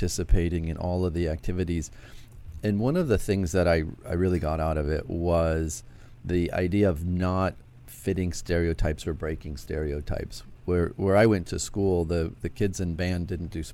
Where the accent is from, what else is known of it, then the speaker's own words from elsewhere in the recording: Chicago, Illinois, United States; Originally from Chicago